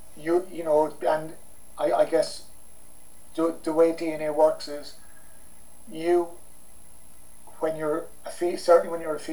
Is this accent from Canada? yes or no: no; Ireland; we're both Irish